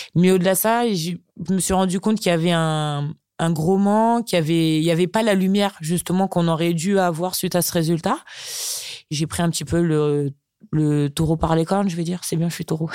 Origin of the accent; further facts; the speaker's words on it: Chartres, Centre-Val de Loire, France; moi je suis née à Chartres tout simplement parce que mes parents sont arrivés en métropole bien avant. donc moi mes racines, bah c'est Chartres